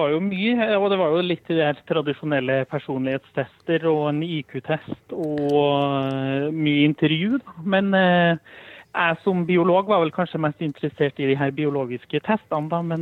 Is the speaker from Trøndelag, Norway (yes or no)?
yes; Trondheim, Trøndelag, Norway; now in Østfold, Norway; Eh, det er jo en litt sånn bakgrunnshistorie om at jeg flytta til Østfold fra Trondheim.